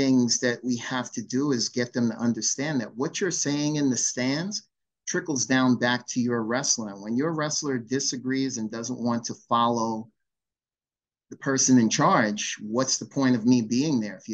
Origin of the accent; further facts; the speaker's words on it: Long Island, New York, United States; I was born and raised on Long Island, and I competed in Suffolk County